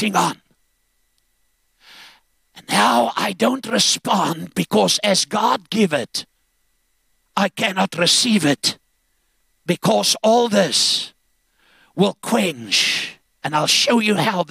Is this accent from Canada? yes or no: no; Zambia; now in South Africa; I was born in Zambia, and that was under British rule in Northern Rhodesia.